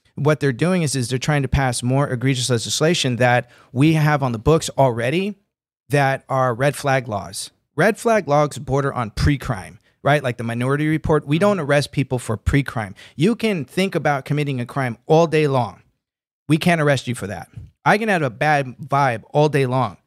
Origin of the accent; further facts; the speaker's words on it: Santa Ana, California, United States; I was born right here in California. I was ra-, I was born in Santa Ana. I was, uh, raised here.